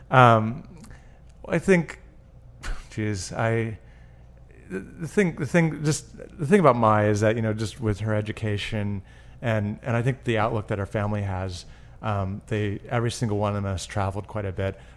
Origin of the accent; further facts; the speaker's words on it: Burlington, Vermont, United States; Uh, in Vermont, Burlington.